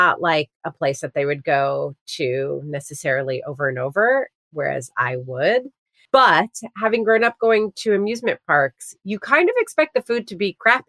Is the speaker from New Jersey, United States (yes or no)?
yes; New Jersey, United States; so I grew up in New Jersey and we have a Six Flags really close to us.